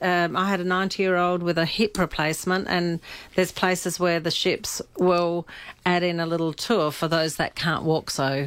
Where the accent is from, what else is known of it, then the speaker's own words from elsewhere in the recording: Germany; I come from Germany